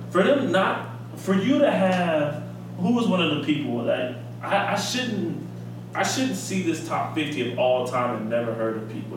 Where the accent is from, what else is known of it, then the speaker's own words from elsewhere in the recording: Chicago, Illinois, United States; we're from Chicago